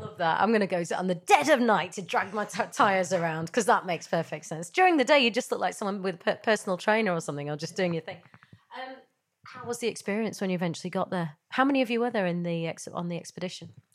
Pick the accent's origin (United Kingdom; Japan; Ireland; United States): United Kingdom; Yorkshire and the Humber; I grew up in Yorkshire